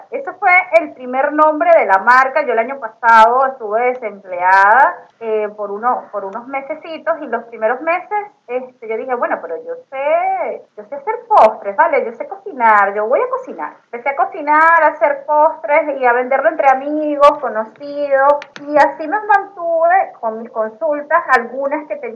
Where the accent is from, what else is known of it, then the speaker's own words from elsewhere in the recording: Venezuela; remembrar todos esos recuerdos este, que tenemos como venezolanos y poder transmitir algo de nuestra cultura a través de los dulces criollos.